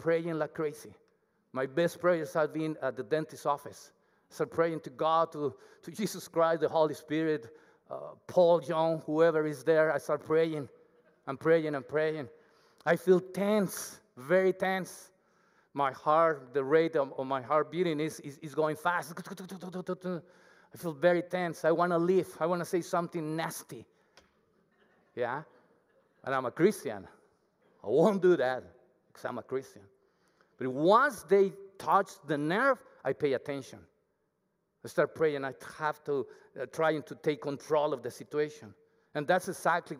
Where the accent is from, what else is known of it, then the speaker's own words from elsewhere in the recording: Mexico; accent: Mexican; English is a second language; moved away as an adult; now in Canada; I have my accent, my Mexican accent. It's very thick